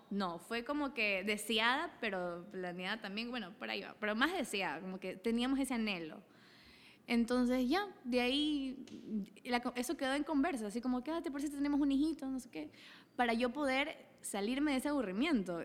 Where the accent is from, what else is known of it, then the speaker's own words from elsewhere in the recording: Daule, Guayas, Ecuador; also born or lived in Salitre, Ecuador; soy originaria de Daule y Salitre, de los dos